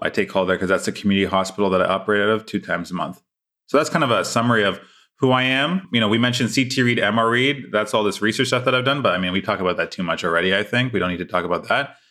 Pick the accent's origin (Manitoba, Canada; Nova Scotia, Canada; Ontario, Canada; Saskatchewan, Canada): Ontario, Canada; Toronto; also born or lived in London, Ontario / Montreal, Quebec / Charlotte, North Carolina; I'm born and raised in Toronto